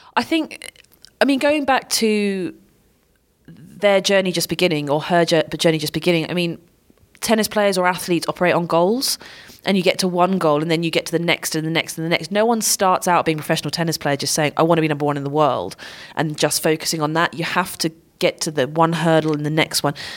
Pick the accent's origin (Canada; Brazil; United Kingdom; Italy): United Kingdom; I'm British